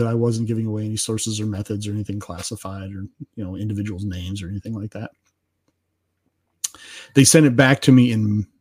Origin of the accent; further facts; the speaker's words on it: California, United States; I was born originally in California. And I learned to shoot in California.